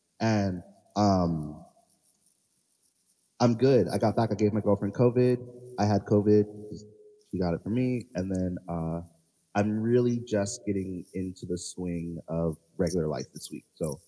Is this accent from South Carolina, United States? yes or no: yes; Charleston, South Carolina, United States; Yes. I am from Charleston, South Carolina.